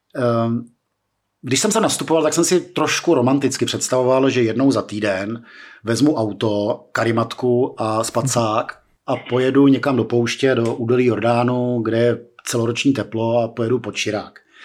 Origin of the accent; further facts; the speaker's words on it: Czechia; pro 18-letého českého studentíka